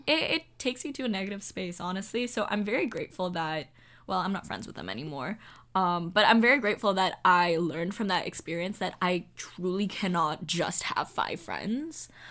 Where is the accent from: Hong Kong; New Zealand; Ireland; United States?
Hong Kong; moved away; I'm from Hong Kong.